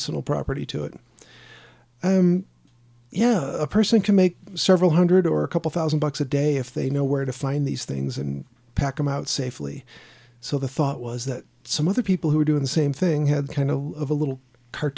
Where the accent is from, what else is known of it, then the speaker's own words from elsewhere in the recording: Sandpoint, Idaho, United States; also born or lived in Chicago, Illinois; When I was young and we moved from Chicago to Sandpoint, Idaho